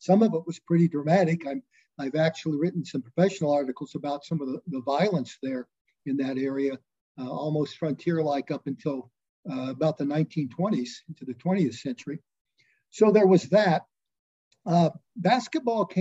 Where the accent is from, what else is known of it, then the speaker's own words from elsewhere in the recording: Southern Illinois, United States; now in Oakland City, United States; I grew up in a very rural area, somewhat isolated, had a unique name, Horse Creek.